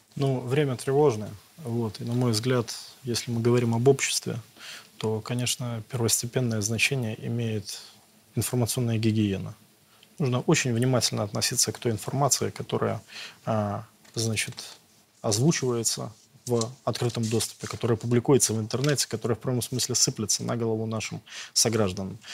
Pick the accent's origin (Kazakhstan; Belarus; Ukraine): Belarus